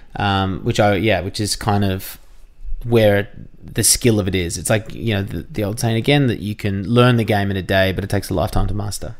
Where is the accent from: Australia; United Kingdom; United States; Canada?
Australia; Jan Juc, Victoria; I grew up in Jeanjak, which is near Torquay, near Geelong in Victoria